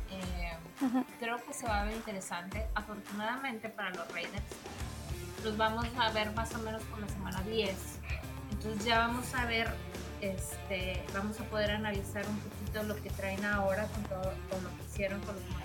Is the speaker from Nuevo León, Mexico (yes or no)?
yes; Monterrey, Nuevo León, Mexico; yo soy regia